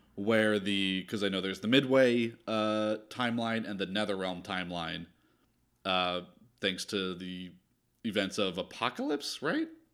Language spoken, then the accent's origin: English; New Jersey, United States; moved away as an adult; also born or lived in Philadelphia, Pennsylvania; I'm from South Jersey, and I grew up going to Philly 'cause my dad was born and raised there.